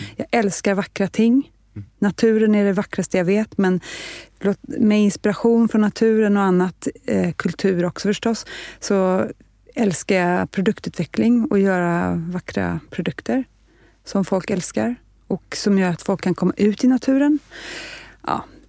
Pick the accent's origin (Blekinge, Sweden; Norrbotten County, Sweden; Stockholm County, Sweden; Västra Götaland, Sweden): Stockholm County, Sweden; Stockholm; also born or lived in Nacka; jag är född och lever i Stockholm